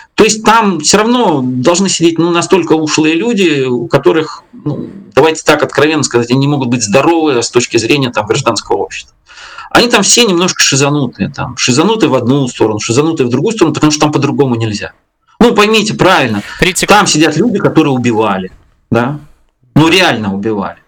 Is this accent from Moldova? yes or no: no; Belarus; я белорус там в лето как-то по, по древу знаю там я пять своих поколений. У меня здесь деды, бабки